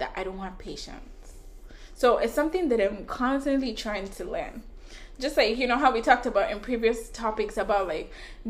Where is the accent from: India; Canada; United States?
Canada; I'm Canadian, guys.